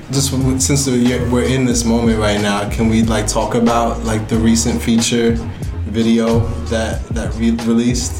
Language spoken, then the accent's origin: English; New York, United States; growing up in New York